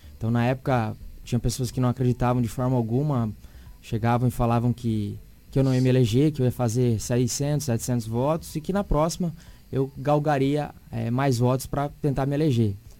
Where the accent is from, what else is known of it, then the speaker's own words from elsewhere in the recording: Sinop, Mato Grosso, Brazil; nasci em Sinop